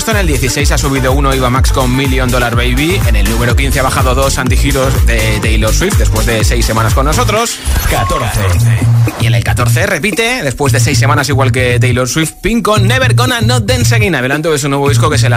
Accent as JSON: {"language": "Spanish", "town": "Madrid", "region": "Community of Madrid", "country": "Spain", "said": "de Madrid."}